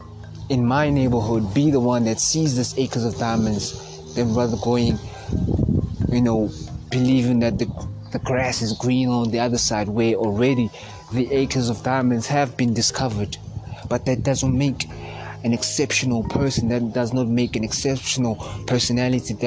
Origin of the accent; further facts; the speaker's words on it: South Africa; I'm from South Africa